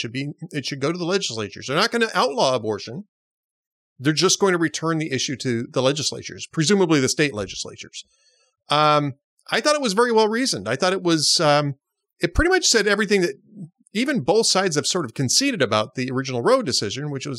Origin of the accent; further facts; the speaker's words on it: Los Angeles, California, United States; also born or lived in Twin Cities, Minnesota; now in Austin, United States; I grew up in Los Angeles